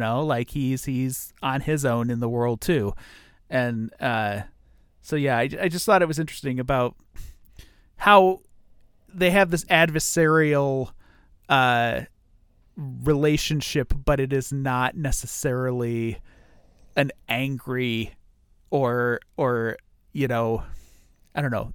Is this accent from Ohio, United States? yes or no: yes; Ohio, United States; I grew up in Ohio